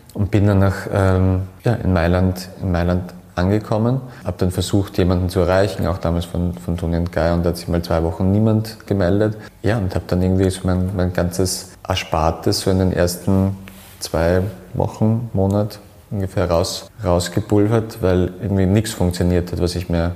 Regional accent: Graz, Styria, Austria; ich bin in Graz

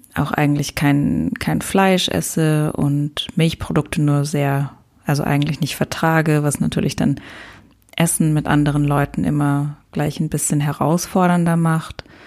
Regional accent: Luxembourg; moved away as an adult; also born or lived in Lisbon; meinen Freundeskreis aus meiner Heimat, aus Luxemburg, habe ich ganz liebe, ganz tolle Freunde, die ich auch schon ganz lange kenne

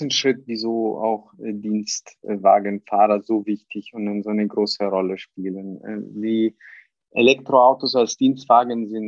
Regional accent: Italy; born there; Ich bin gebürtiger Italiener, aber äh, schon länger auch in, äh, im, im deutschen und internationalen Bereich tätig.

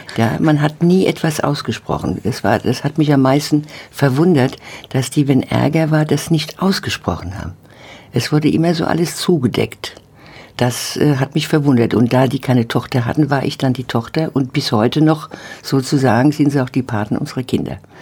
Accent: Oppenheim, Rhineland-Palatinate, Germany; also born or lived in Mainz; ich bin ja eigentlich geboren in Mainz, aber in Oppenheim groß geworden

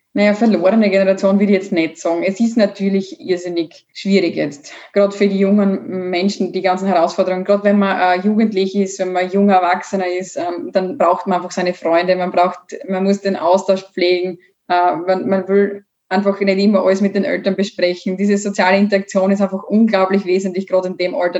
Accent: Bad Radkersburg, Styria, Austria; Ich komme ja aus Bad Radkersburg.

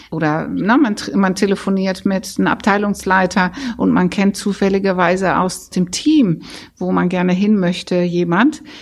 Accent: Netherlands; German is a second language; weil dieser holländische Akzent, wenn ich erzähle, ich bin Holländerin, dann höre ich inzwischen ganz häufig, ach, das hört man ja gar nicht mehr.

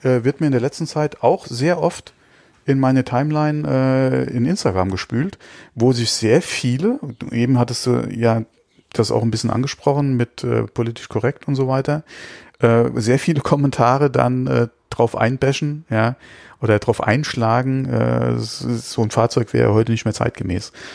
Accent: Germany; bei uns in Deutschland

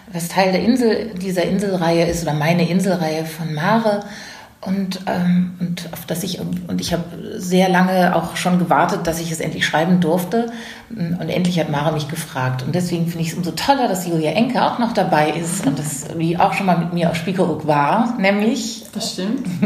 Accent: Lower Saxony, Germany; Aus der Nähe von Bremerhaven

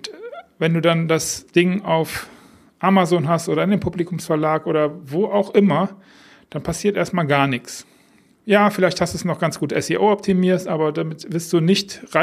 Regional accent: Düsseldorf, North Rhine-Westphalia, Germany; das ist ein Song von … aus meiner Heimatstadt Düsseldorf

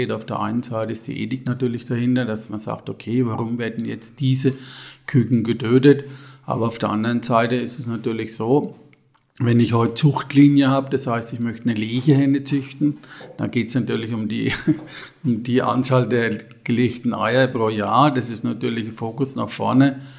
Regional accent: Ginolfs, Bavaria, Germany; ich bin aus Ginolfs, zum Marktober Elsbach im Biosphärenreservat Rhön bin 61 Jahre alt

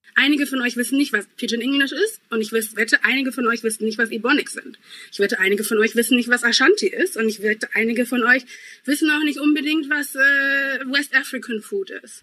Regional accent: Essen, North Rhine-Westphalia, Germany; accent: Ruhrpott-Slang; also born or lived in Ghana; meine Sprachkultur wäre der Ruhrpott-Slang, denn ich komme eigentlich aus Essen und ich sage ganz viel wat und dat

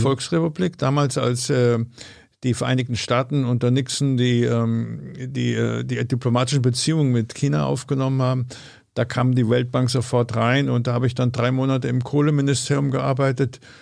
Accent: Bavaria, Germany; moved away as an adult; also born or lived in Amsterdam; now in Berlin, Germany; ich komme aus Bayern

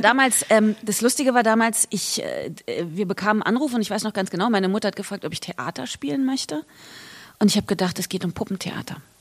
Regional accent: Berlin, Germany; ich bin hier geboren und aufgewachsen

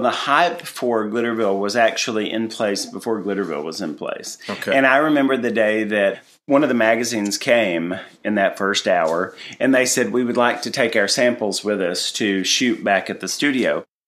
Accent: Tennessee, United States; moved away; I'm from Tennessee

